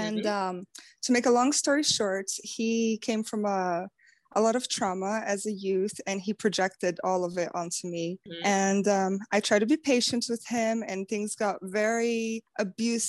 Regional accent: Brazil; moved away; I'm from Brazil, and so I don't have family here

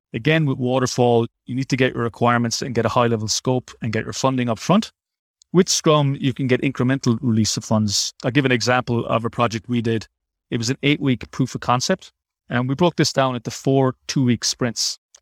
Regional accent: Ireland; moved away as an adult; also born or lived in Dublin; now in Sydney, Australia; I'm also Irish, just like Neil

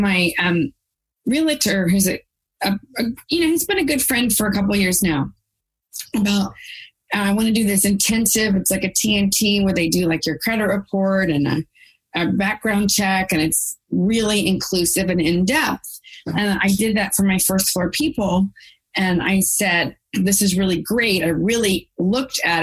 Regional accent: Texas, United States; I'm from Texas

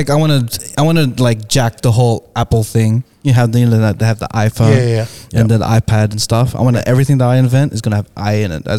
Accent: Philippines; Because I am Filipino.

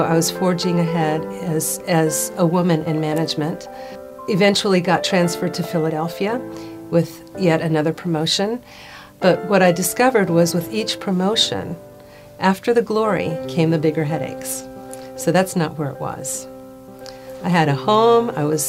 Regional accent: Puerto Rico; I grew up in Puerto Rico

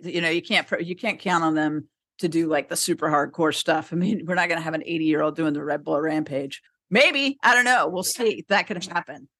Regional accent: San Diego, California, United States; I grew up in San Diego

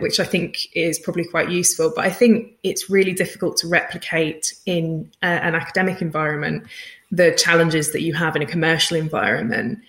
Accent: United Kingdom; I'm British, so when I spell it as visualization, it has no Zs

